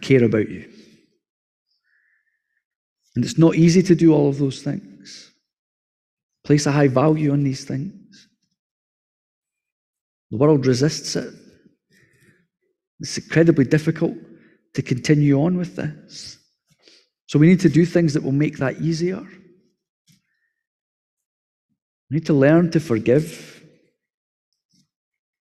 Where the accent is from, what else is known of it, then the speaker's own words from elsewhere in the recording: Scotland, United Kingdom; as Scottish people